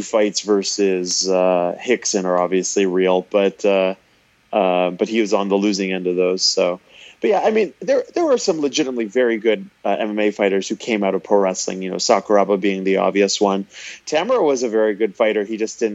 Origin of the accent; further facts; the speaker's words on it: Canada; I'm Canadian